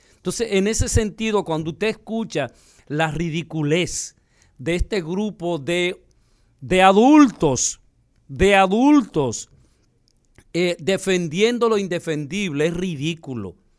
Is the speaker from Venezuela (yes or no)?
no; Dominican Republic; nosotros como dominicanos